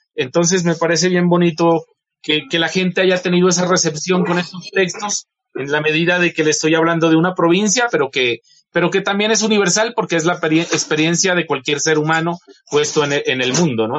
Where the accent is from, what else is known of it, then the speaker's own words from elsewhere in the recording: Ipiales, Nariño, Colombia; lo pongo partiendo de Ipiales en su caballo con Sancho Panza, no lo pongo en Castilla, sino que tenía que ser en mi pueblo.